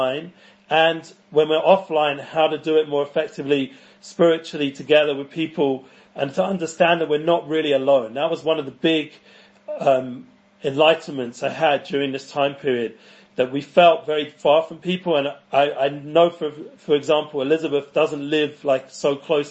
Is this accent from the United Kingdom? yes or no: yes; London, United Kingdom; moved away as an adult; now in Israel; I grew up in North London in the entertainment world